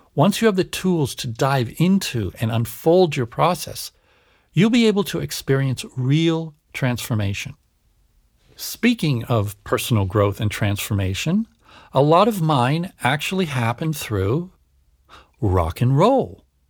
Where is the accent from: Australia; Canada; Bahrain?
Canada; moved away; also born or lived in United States / Switzerland; I was born and raised in Canada and schooled in the US